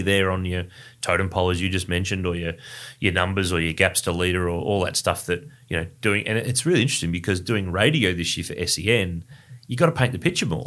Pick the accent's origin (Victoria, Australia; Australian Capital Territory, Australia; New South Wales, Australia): Victoria, Australia; Ballarat; now in Melbourne, Australia; Ballarat, my hometown in regional Victoria. And I'm bringing another Ballarat boy with me